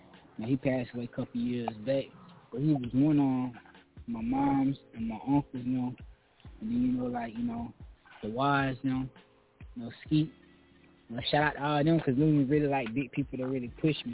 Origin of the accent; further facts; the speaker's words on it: Columbia, South Carolina, United States; like I said, I'm from Columbia, South Carolina.